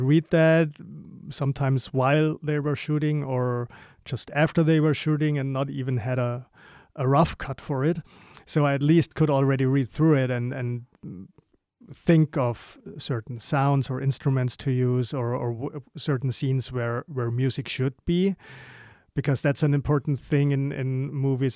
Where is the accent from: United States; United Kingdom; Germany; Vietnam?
Germany; growing up in Germany